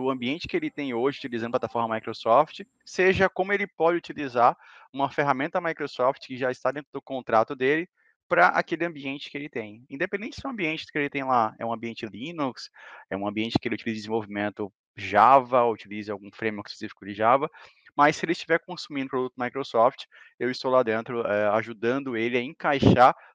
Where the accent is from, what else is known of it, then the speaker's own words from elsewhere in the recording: Salvador, Bahia, Brazil; now in Florianópolis, Brazil; Assim, uh, eu sou de Salvador, Bahia, né? Hoje eu estou morando no Sul, estou em Santa Catarina, na, na Grande Florianópolis.